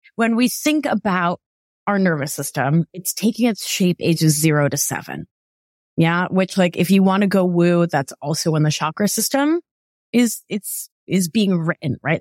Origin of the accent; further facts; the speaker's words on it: Providence, Rhode Island, United States; moved away; growing up in Providence